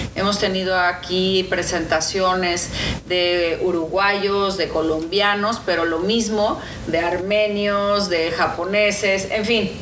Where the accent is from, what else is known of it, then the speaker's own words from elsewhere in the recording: Mexico; moved away as an adult; now in Los Angeles, United States; es que soy de México. Yo represento a México y represento a todos los mexicanos